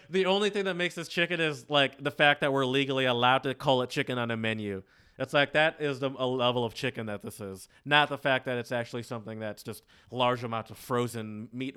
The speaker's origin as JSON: {"language": "English", "area": "suburbs close to Detroit", "region": "Michigan", "country": "United States", "tie": "born or raised there", "also_born_or_lived": "the South (US)", "said": "I grew up in the suburbs, around white people. Um, but I grew up close to Detroit, and I also grew up. Um, I spent a good part of my childhood in the South"}